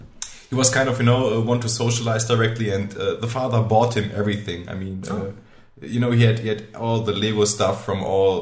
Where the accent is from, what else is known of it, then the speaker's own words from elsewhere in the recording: Germany; English is a second language; also born or lived in Portugal; I grew up in Germany